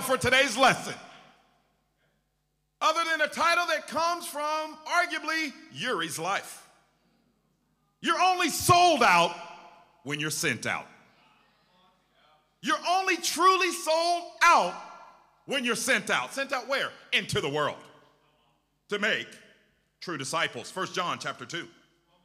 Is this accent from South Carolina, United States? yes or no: no; Portland, Oregon, United States; I'm from Portland, Oregon